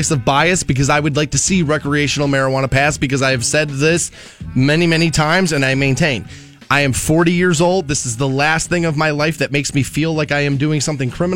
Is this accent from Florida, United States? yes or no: no; Twinsburg, Ohio, United States; I am technically from the 330, as I grew up in Twinsburg.